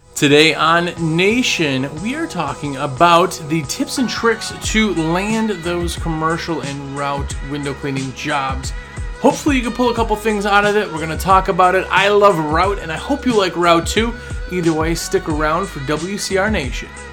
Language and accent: English; Wisconsin, United States; moved away as an adult; now in North Carolina, United States; I'm from Wisconsin